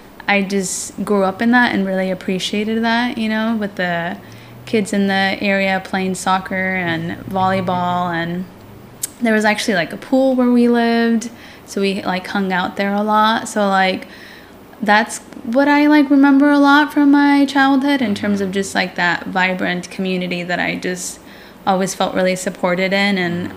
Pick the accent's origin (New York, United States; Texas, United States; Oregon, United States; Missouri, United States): Oregon, United States; Portland; also born or lived in Manteca, California; So then that's when we moved up to Oregon, when I was about 6 years old, and I went to Davis Elementary. So that's when we moved into Rockwood, right in the beautiful Barbary Village apartments